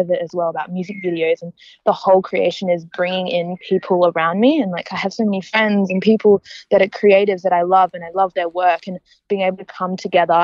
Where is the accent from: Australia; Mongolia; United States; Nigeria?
Australia; Perth, Western Australia; now in Melbourne, Australia; we're all from Perth, coming over to Melbourne